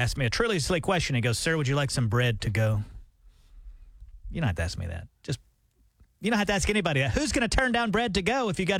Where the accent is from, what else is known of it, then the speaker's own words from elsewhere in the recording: Alabama, United States; now in Tulsa, United States; I was back home in Alabama